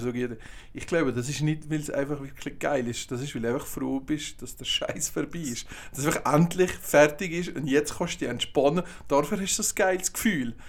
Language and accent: German; Valais, Switzerland; als Walliser